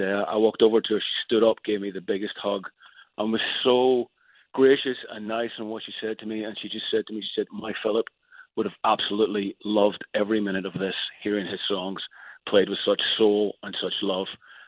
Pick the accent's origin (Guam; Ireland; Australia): Ireland; I'm a massive, huge … fan. I mean, it's a soundtrack of my youth growing up in Ireland.